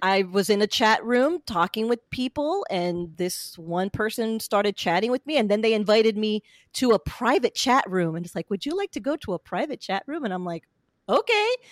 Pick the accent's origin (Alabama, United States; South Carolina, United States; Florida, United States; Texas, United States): Florida, United States; central; also born or lived in Pennsylvania; I grew up basically in Florida, central Florida